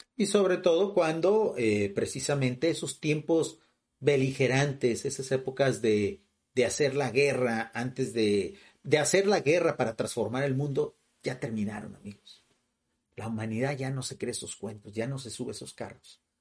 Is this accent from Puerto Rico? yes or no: no; Mexico; vivo en México, o sea, y en un lugar totalmente rural de México